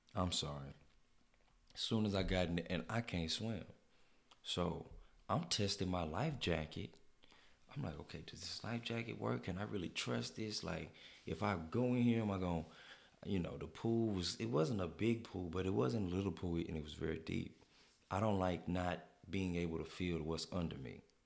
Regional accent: United States; as a American in Mexico

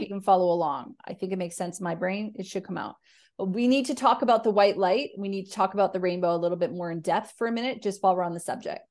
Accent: Canada; now in Australia; I'm a Canadian who lives in Australia

